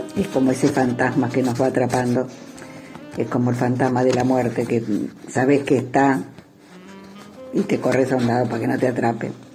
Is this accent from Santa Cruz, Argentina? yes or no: no; Buenos Aires, Argentina; soy de Buenos Aires